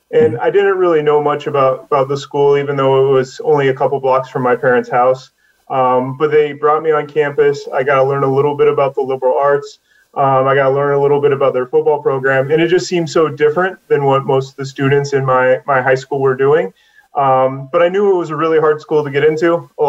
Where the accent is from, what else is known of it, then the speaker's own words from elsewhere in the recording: Iowa, United States; I grew up in a small rural community in Iowa